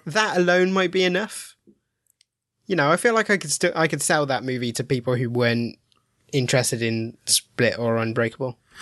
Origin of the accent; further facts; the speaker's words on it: Midlands, United Kingdom; now in Milton Keynes, United Kingdom; I live in Milton Keynes, but I'm from the Midlands.